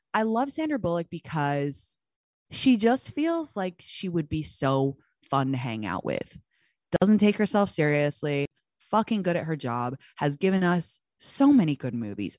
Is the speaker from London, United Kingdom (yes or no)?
yes; London, United Kingdom; moved away; my hometown of London